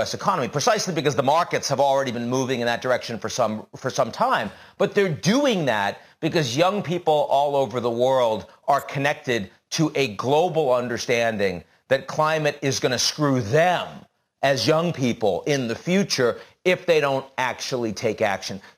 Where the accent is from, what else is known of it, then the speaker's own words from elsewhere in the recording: Chelsea, Massachusetts, United States; I was a kid growing up in Chelsea, Massachusetts, in the projects